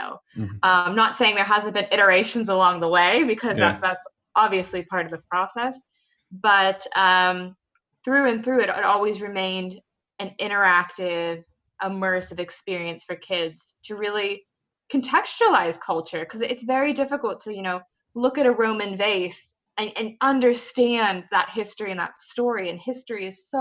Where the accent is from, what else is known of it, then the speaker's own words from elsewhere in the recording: rural Pennsylvania, United States; moved away as an adult; now in London, United Kingdom; I am originally from the States, rural Pennsylvania, and I've been in London now for about 3 years